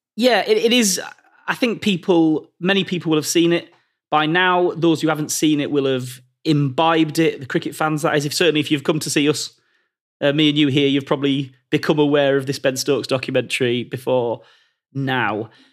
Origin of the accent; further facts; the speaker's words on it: Carlisle, North West England, United Kingdom; I'm from Carlisle